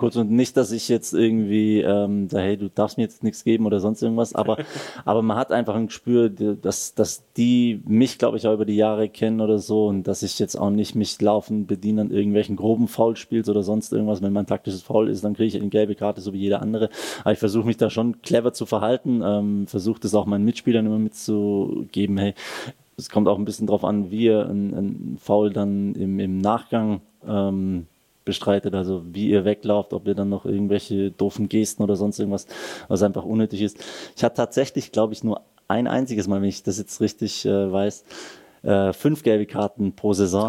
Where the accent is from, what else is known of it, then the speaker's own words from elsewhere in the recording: the area around Stuttgart, Baden-Württemberg, Germany; moved away as an adult; also born or lived in Wolfsburg / Berlin; now in Switzerland; der Heimat, wo ich herkomme, ähm, das Umland von Stuttgart